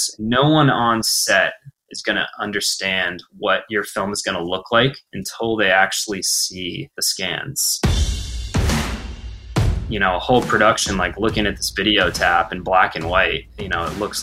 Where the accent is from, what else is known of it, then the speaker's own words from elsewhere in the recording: Portland, Maine, United States; now in Los Angeles, United States; broadcasting live from my parents' home in Portland, Maine